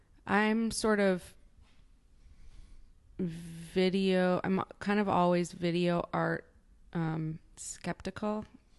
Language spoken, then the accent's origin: English; Midwest, United States; now in New York, United States; I've been living in New York for almost 20 years. I'm from the Midwest. I am pretty provincial in terms of my upbringing.